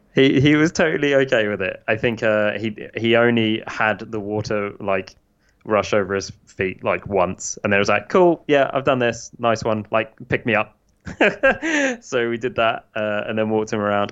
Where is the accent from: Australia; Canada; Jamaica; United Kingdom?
United Kingdom; now in United States; I'm British